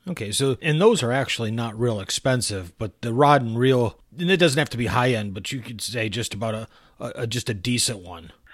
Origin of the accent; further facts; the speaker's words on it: Michigan, United States; growing up in Michigan, uh, growing up on Lake Huron